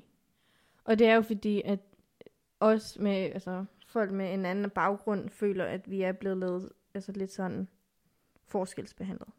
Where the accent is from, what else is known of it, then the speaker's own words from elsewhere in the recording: Zealand, Denmark; first language Afghan; also born or lived in Pakistan / Lolland / Næstved; er jeg jo opvokset i Danmark